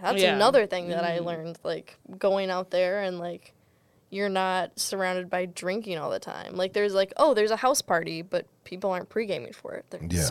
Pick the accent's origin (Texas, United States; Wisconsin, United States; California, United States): Wisconsin, United States; Madison; moved away as an adult; now in Oregon, United States; when they hear that I'm from Madison